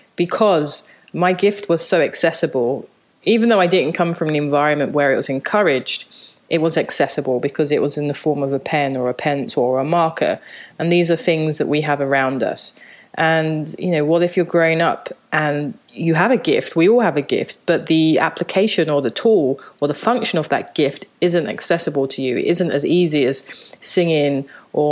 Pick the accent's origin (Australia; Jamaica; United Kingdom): United Kingdom; London; born or raised there; moved away as an adult; also born or lived in Japan; now in New York, United States